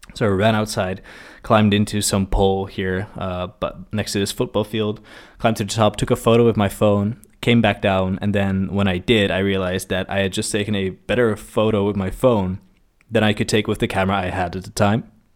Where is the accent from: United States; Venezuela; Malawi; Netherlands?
Netherlands; Maassluis, South Holland; I grew up in a small town, uh, called Maslands